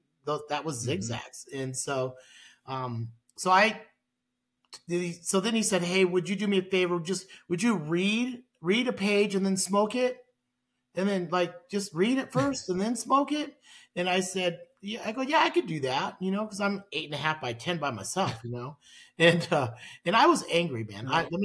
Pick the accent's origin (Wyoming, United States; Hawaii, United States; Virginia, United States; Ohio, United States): Hawaii, United States; now in Sioux Falls, United States; I was born in Hawaii and, my dad was a police officer in Hawaii.